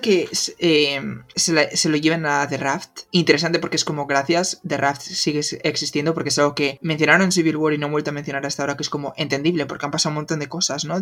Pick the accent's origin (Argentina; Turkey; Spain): Spain; nosotros que somos de España